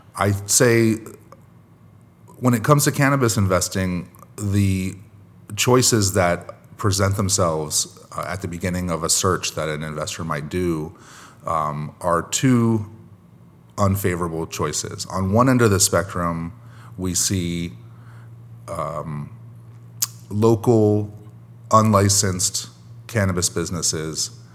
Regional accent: Long Beach, California, United States; here in my hometown of Long Beach, California

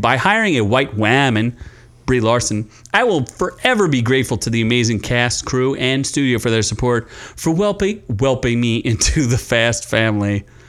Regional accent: Philadelphia, Pennsylvania, United States; I am from Philadelphia.

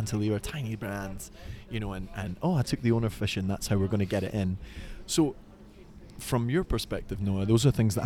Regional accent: Detroit, Michigan, United States; I'm actually from Detroit

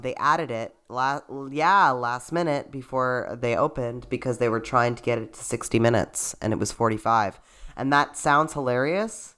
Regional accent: Canada; a Canadian theater performer

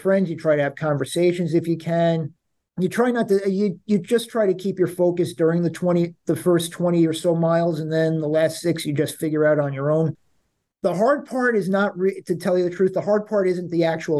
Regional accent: Long Island, New York, United States; also born or lived in Queens, New York; now in New York City, United States; I'm born in Queens. I grew up on Long Island. I've been living in New York City. This is home

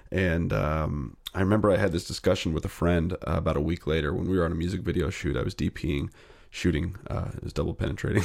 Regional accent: Northern California, United States; also born or lived in New Jersey; My mom and dad split up when I was seven. We moved to Northern California from New Jersey

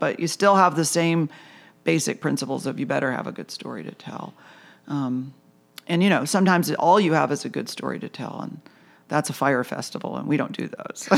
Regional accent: Lapeer, Michigan, United States; moved away as an adult; also born or lived in New York; now in Charleston, United States; I grew up in Lapeer, Michigan, the land of hunting, fishing, and farming

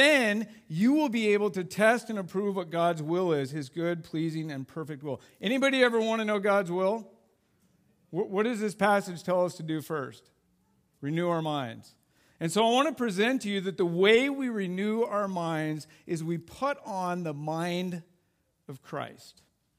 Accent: Idaho, United States; And we grew up in Idaho, or, you know, lived in Idaho, and we loved backpacking.

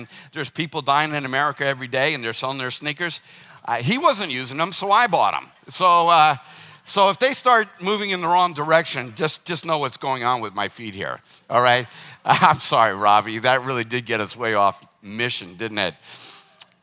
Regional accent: the South, United States; Growing up in the South

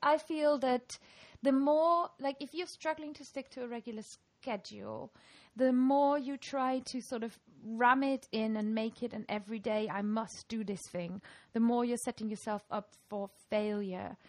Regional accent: Germany; first language German; English is a second language; moved away as an adult; now in Lancaster, United Kingdom; I'm this sort of weird accent mix of having grown up in Germany and when I was 20, I moved to England

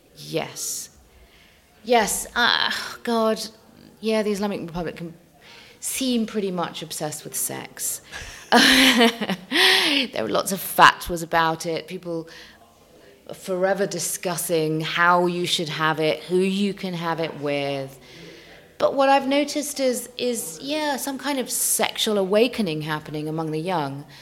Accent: London, United Kingdom; also born or lived in Tehran, Iran; I'm a Londoner at heart. I'm a Londoner through and through.

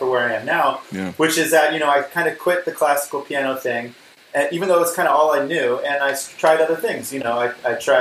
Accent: Princeton, New Jersey, United States; also born or lived in Pittsburgh, Pennsylvania; I was born in 1980, and I grew up in mostly in Princeton, New Jersey, although I was in Pittsburgh when I was under five

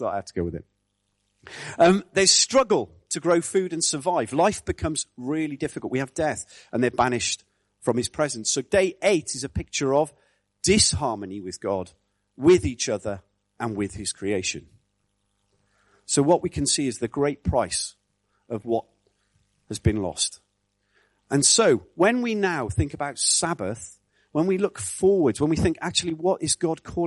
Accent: Wales, United Kingdom; I grew up in Wales in the 70s

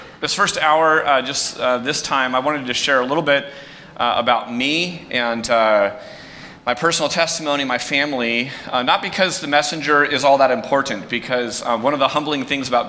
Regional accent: San Jose, California, United States; I grew up in San Jose. I went to Prospect High School, not too far from here

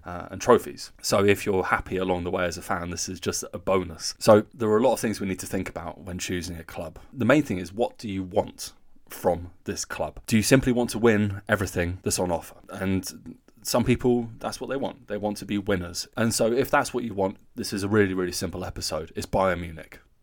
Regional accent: Newcastle, North East England, United Kingdom; growing up in Newcastle

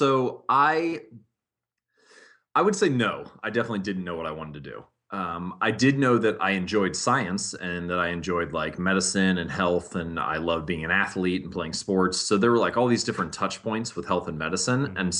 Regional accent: Hamilton, Ohio, United States; I was born and raised in Hamilton, Ohio. Most of my family has grown up there, lived there.

